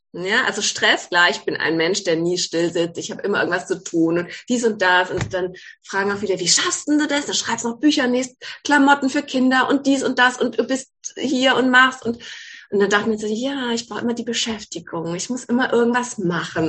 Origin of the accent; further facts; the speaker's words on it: Ettlingen, Baden-Württemberg, Germany; now in Calw, Germany; Ich komme ursprünglich aus Ettling, also aus dem Badischen, wohne jetzt in Kalb